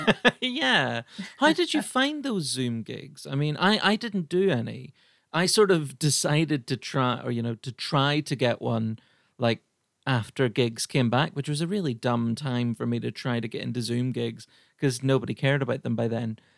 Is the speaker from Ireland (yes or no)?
yes; Ireland; I'm Irish